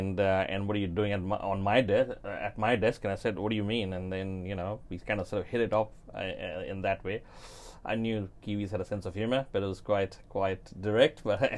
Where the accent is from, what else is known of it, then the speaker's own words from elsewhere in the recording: Fiji; now in New Zealand; I'm sort of from Fiji, I came across to New Zealand.